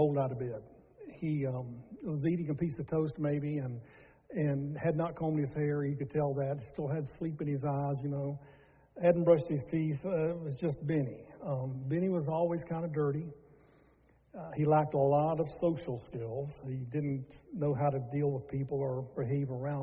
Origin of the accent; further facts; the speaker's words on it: Charlotte, North Carolina, United States; growing up in Charlotte, North Carolina, is where we're from